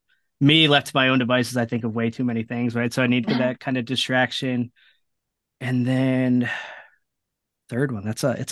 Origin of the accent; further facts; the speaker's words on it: Rhode Island, United States; I grew up in Rhode Island in the Ocean State